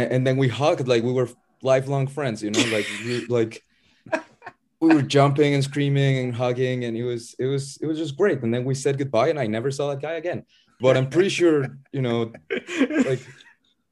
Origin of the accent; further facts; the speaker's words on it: Puebla, Mexico; my hometown team, Puebla FC